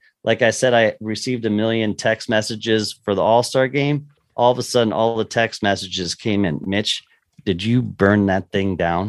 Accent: Lancaster, Pennsylvania, United States; moved away as an adult; now in Kansas City, United States; I grew up obviously in Lancaster, Pennsylvania, not far from the Chesapeake Bay and not far from Maryland

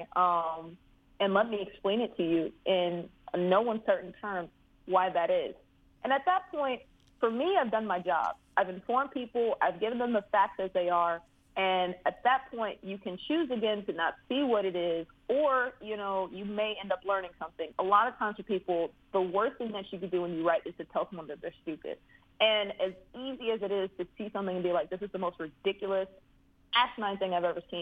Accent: Prince George's County, Maryland, United States; I'm from Prince George's County, Pretty Girl County.

